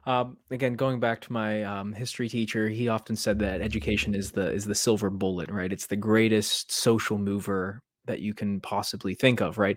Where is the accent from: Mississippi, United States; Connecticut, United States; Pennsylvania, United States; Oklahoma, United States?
Pennsylvania, United States; moved away as an adult; now in Maryland, United States; I moved from Western Pennsylvania to Maryland, kind of just picked it up, wanted to strike it out on my own at a completely different place.